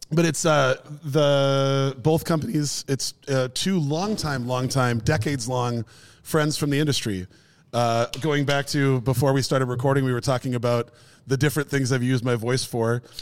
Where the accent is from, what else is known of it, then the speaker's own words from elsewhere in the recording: Minneapolis, Minnesota, United States; pizza joint in the neighborhood that I grew up